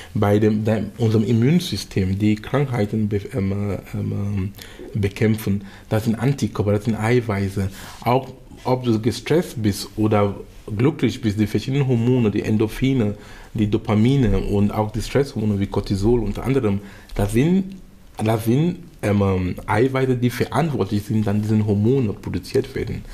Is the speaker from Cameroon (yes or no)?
yes; Cameroon; in Kamerun sein, wo ich herkomme